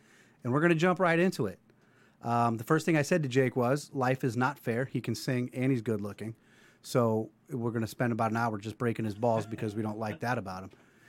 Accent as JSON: {"language": "English", "town": "Seymour", "region": "Connecticut", "country": "United States", "tie": "born or raised there", "said": "Jake, I grew up in Seymour."}